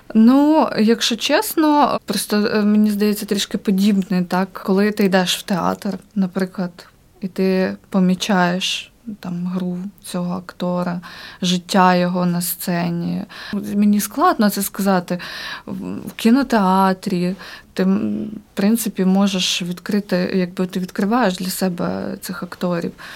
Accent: Ukraine; moved away as an adult; also born or lived in Kyiv; now in Riga, Latvia; ми українці, ми дуже сильна нація

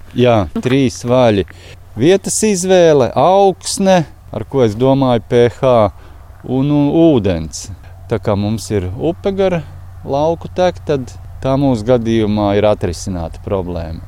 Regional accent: Valmiera, Vidzeme, Latvia; Mēs esam uh, Valmjerā šķiedras bērni

